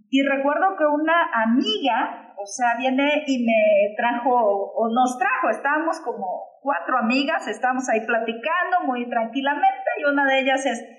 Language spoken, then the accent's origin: Spanish; Tecpan de Galeana, Guerrero, Mexico; yo soy de la Costa Grande, de Tecpan de Galeana, orgullosamente